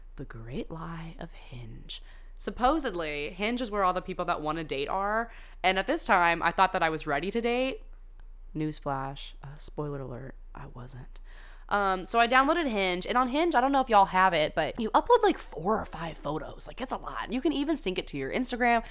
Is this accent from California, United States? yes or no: yes; California, United States; I went to high school in California